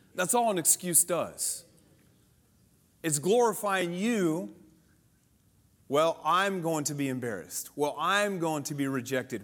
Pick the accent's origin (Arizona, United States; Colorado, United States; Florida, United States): Colorado, United States; I grew up in Colorado